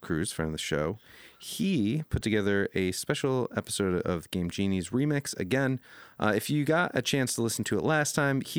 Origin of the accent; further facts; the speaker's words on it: upstate New York, United States; moved away; I am in my hometown right now. I'm upstate New York with my family